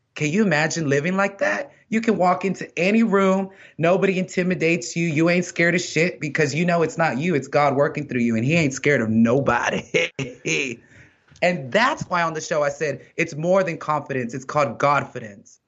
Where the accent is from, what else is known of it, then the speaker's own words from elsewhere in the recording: Texas, United States; I'm from Texas